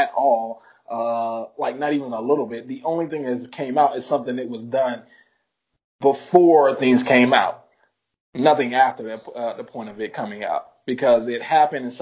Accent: United States; as an American

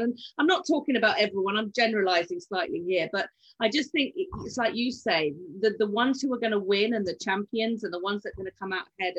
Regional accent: United Kingdom; we're British estate agents

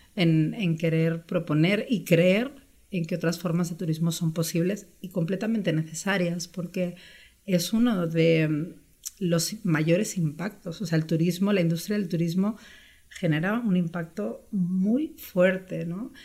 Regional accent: Spain; moved away as an adult; also born or lived in Brazil / Peru; now in Mexico; mis papás son españoles, vivieron 12 años allá, entonces yo ya nací viajando de alguna forma, ¿no? Regresamos a España cuando yo tenía 6 años

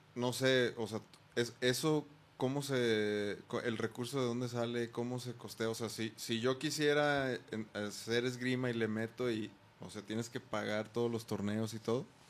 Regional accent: Mexico; sí somos mexicanos

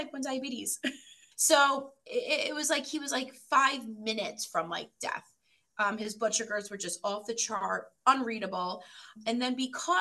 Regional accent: New York, United States; moved away as an adult; now in Michigan, United States; I live in Michigan and I've been here for about 7 years, originally from New York

